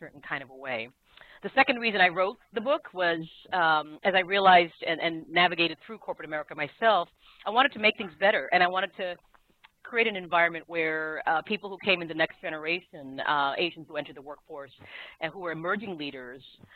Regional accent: South Korea; also born or lived in Asia; now in United States; I was born in Korea and grew up in Asia

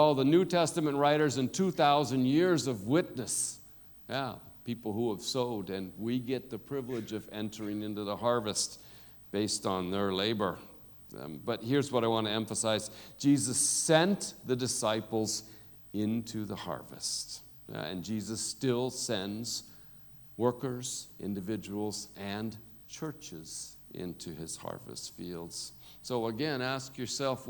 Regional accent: United States; now in South Africa; me as an American. Everybody knows I'm an American. The way I talk

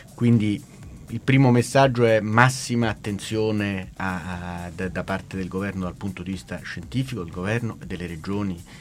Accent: Italy; also born or lived in Barcelona, Spain; ho abitato sempre, sempre in Italia

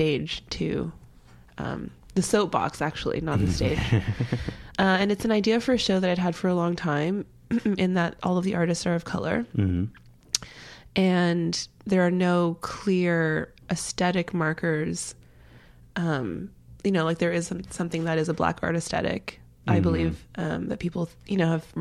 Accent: Brampton, Ontario, Canada; moved away as an adult; also born or lived in Toronto; now in United States; I'm from Toronto. I grew up just outside of Toronto, about 20 minutes outside in this small town called Brampton.

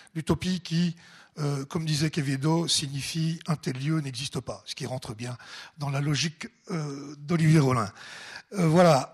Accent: Ajoie, Jura, Switzerland; je suis jurassien, personne n'est parfait. Hein. né en Ajoie et vivant à Dolémont

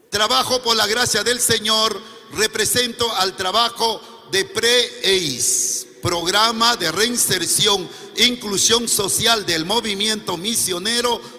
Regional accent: Tingo María, Huánuco, Peru; moved away; also born or lived in Lima, Peru; soy del departamento de Huánuco, el centro del Perú, casi como esto, de un distrito Tingo María que es parte de la selva.

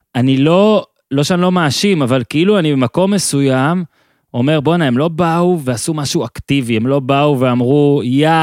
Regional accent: Moshav in northern Israel, Northern District, Israel; אני ממושב בינמי, מאיפה שאני עכשיו מדבר איתך גם, זה צפון

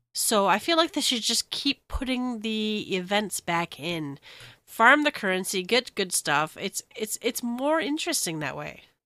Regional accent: United States; as an American

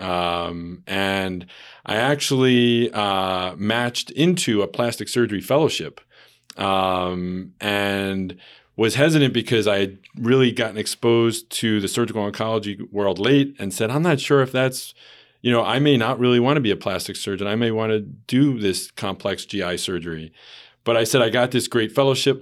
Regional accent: New York, United States; moved away as an adult; now in Hartford, United States; I am originally from New York, uh, but came back to this area almost eight years ago now

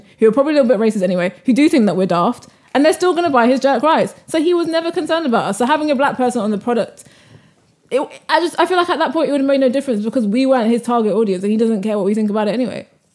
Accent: United Kingdom; as black British women

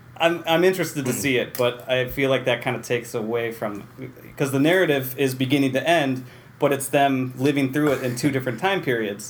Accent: Waterville, New York, United States; also born or lived in Utica, New York; lived in Waterville for Sure. 18 years or so.

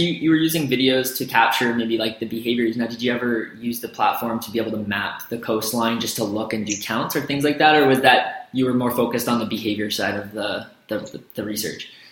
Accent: central Canada, Canada; as a Canadian, uh, you know, in, in, Central Canada

